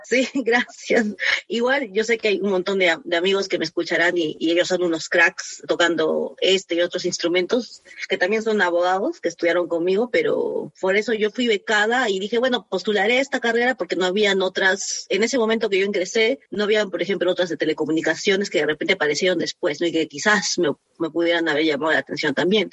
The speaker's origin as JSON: {"language": "Spanish", "region": "Arequipa", "country": "Peru", "also_born_or_lived": "Lima", "moved": "as an adult", "said": "Yo soy de Arequipa, al, sur del Perú"}